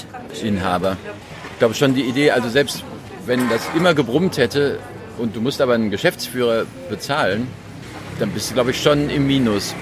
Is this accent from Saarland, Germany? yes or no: no; North Rhine-Westphalia, Germany; ich bin auch Rheinländer mit Migrationshintergrund weil meine Eltern ja Westfalen sind.